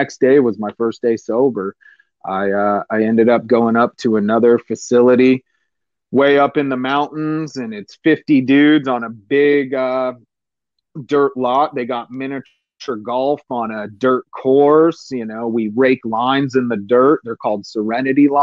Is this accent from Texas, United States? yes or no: no; San Diego, California, United States; I'm a redneck from East County, San Diego.